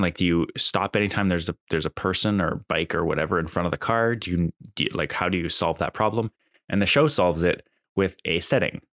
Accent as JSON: {"language": "English", "country": "Canada", "said": "I'm Canadian"}